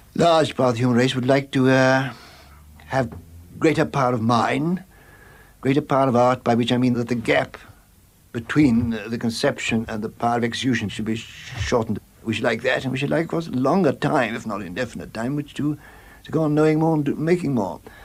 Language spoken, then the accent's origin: English; Warwickshire, West Midlands, United Kingdom; born or raised there; also born or lived in Bloemfontein, South Africa